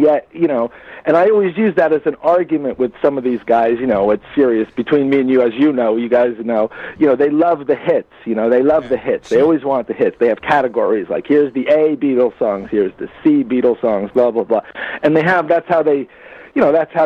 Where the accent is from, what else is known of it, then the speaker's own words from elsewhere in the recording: New Jersey, United States; I'm from North Jersey. That's where I'm from originally. Yeah, I grew up in New Jersey